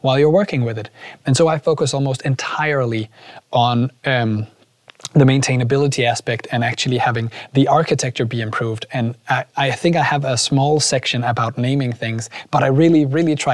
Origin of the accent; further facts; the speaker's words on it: Aarhus, Central Denmark Region, Denmark; I'm from Aarhus.